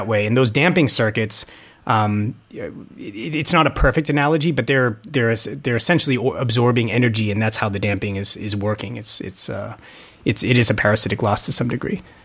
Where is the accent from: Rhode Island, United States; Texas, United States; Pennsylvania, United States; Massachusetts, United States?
Massachusetts, United States; Boston; moved away; I grew up in Boston